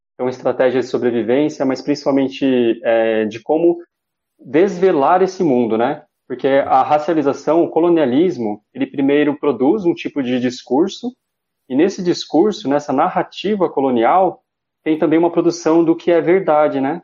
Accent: São Paulo, Brazil; sou nascido em São Paulo, na periferia, né, da Zona Leste

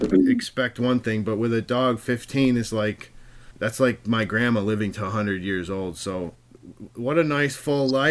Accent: Rochester, New York, United States; I'm from Rochester

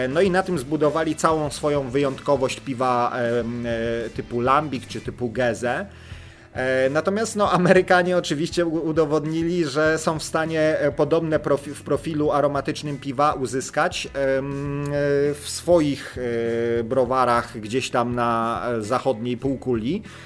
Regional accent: Lower Silesian Voivodeship, Poland; u nas na Dolnym Śląsku

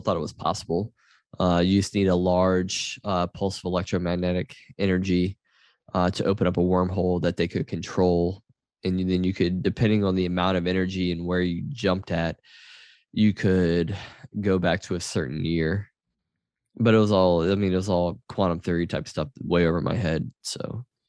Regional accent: Louisiana, United States; growing up in Louisiana

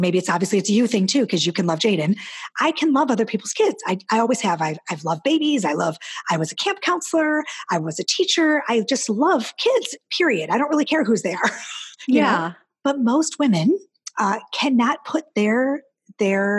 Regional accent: Midwest, United States; I'm Midwestern

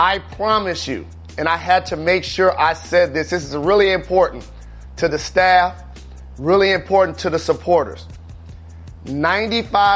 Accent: Detroit, Michigan, United States; my hometown of Detroit

